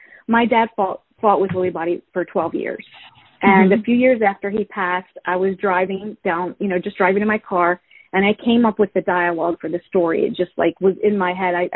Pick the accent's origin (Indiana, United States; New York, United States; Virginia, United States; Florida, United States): Virginia, United States; moved away; Virginia, which was my hometown